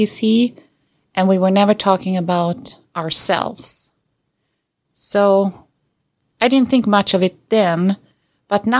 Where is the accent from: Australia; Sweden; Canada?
Sweden; moved away as an adult; now in United States; I was born and raised in Sweden, and I moved to America when I was 20